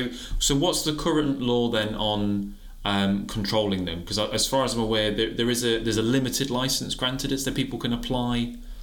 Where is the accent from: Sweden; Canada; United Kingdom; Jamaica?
United Kingdom; Nottinghamshire, East Midlands; I grew up in Nottinghamshire